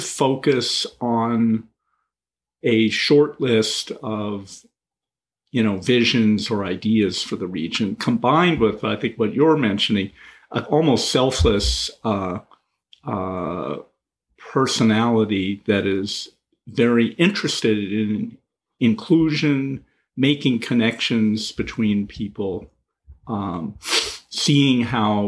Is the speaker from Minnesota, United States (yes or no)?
no; Seattle, Washington, United States; I grew up in the Pacific Northwest and Seattle at a time where Microsoft was only beginning